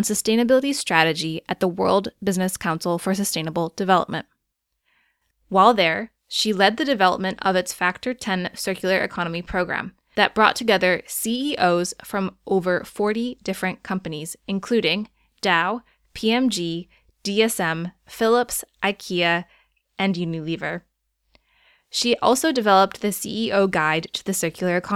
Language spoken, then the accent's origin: English; Geneva, New York, United States; I grew up in Geneva, but Geneva, New York, not Geneva, Switzerland